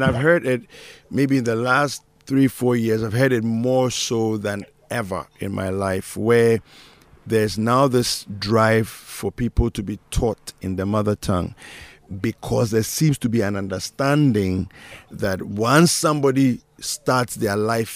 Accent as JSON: {"language": "English", "country": "Malawi", "tie": "born or raised there", "said": "growing up in Malawi, maybe 90% of the time I was speaking English"}